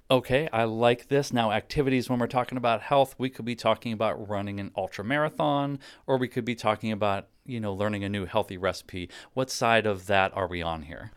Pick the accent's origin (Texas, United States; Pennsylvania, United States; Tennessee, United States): Pennsylvania, United States; Pittsburgh; Growing up in Pittsburgh, my dad listened to country music on the radio